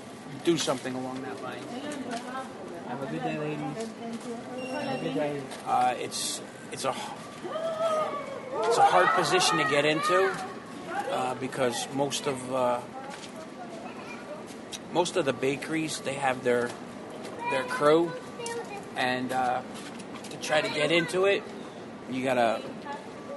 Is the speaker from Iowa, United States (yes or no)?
no; Paramus, New Jersey, United States; moved away as an adult; now in New York, United States; I'm originally from Jersey